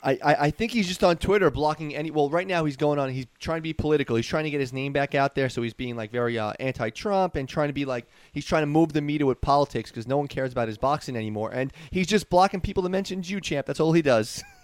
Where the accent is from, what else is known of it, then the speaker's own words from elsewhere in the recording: New York City, New York, United States; I grew up in New York City